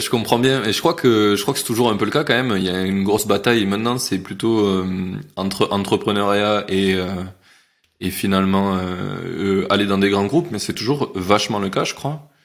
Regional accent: Carcassonne, Occitania, France; je viens de Carcassonne

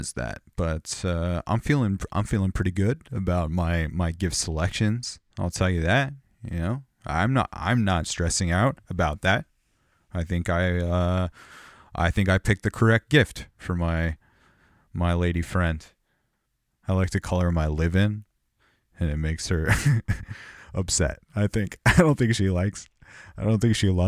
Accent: Southern California, United States; growing up in Southern California, we had Power 106

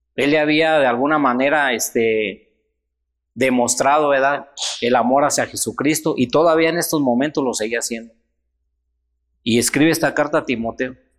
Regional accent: Mexico; nosotros hermanos como mexicanos, como cristianos

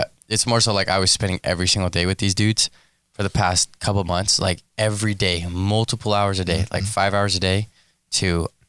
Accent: Texas, United States; moved away; growing up in Texas and specifically where I'm from, we don't play night games.

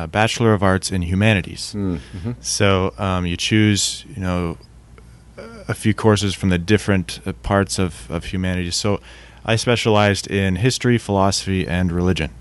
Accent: Ontario, Canada; moved away as an adult; also born or lived in Ukraine; now in Greenville, United States; Grew up in Ontario, Canada

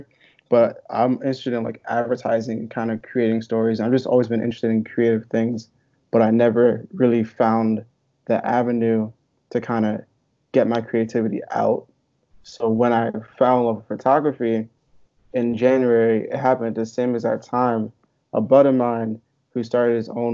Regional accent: Hopewell Junction, New York, United States; also born or lived in Long Island, New York / Buffalo, New York; I'm originally from a small town called Hopewell Junction. It's in Dutchess County, New York

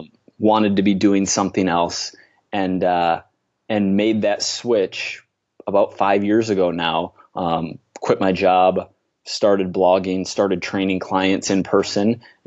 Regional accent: Minnesota, United States; now in New York City, United States; I live in New York City. I grew up in Minnesota, in the Midwest of the USA here

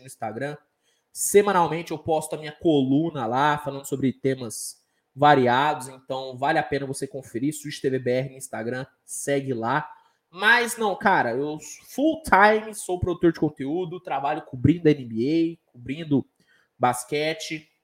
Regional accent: Minas Gerais, Brazil; Sou de Minas

